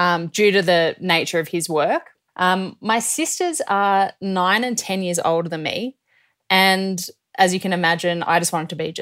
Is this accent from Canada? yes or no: no; Australia; Well, we grew up all over the place, actually.